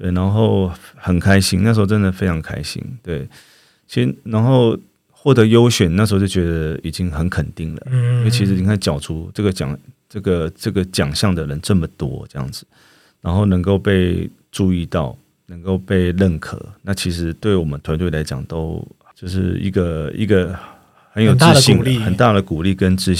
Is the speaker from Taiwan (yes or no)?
yes; Taiwan; 我们的民族性啦，我们的台湾的社会氛围